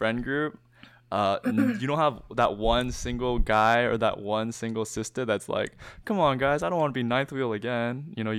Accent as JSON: {"language": "English", "town": "Vancouver", "region": "British Columbia", "country": "Canada", "tie": "born there", "said": "Like I was born in Vancouver and I've been back though, unlike you."}